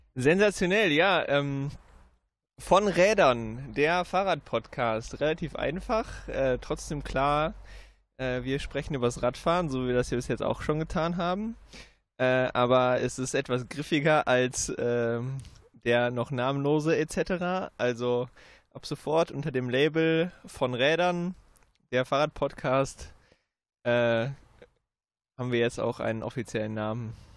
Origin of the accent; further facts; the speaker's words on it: Münster, North Rhine-Westphalia, Germany; ich bin gebürtiger Münsteraner und man wächst da auf